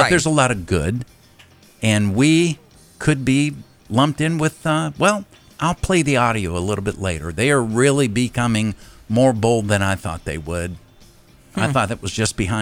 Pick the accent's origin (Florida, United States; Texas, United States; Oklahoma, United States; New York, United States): Florida, United States; I'm from Florida.